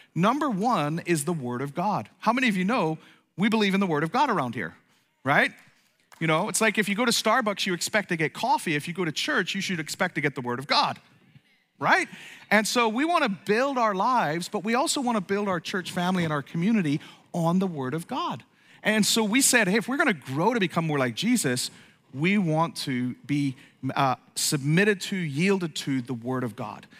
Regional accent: Ireland; moved away; also born or lived in East Coast, United States; I grew up in Ireland

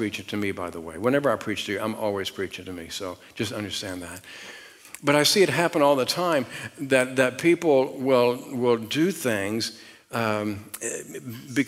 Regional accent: Richmond, Virginia, United States; I was raised outside of Richmond, Virginia, and I was raised out in the country

